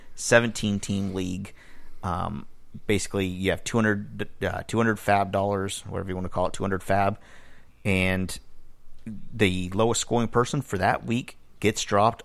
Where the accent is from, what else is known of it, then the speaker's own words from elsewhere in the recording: Miami, Florida, United States; I grew up in Miami